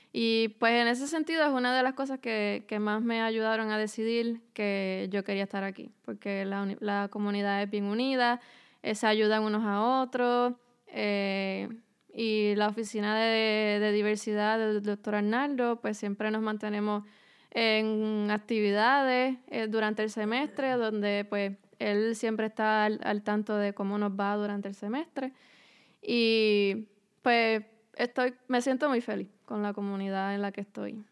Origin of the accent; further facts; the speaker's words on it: Naranjito, Puerto Rico; moved away as an adult; now in Philadelphia, United States; Pues yo soy del pueblo de Naranjito en Puerto Rico. Eh, allí crecí, eh, me crié